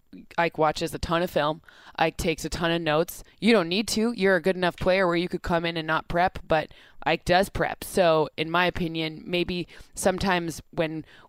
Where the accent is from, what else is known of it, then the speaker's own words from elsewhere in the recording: Michigan, United States; I'm from Michigan.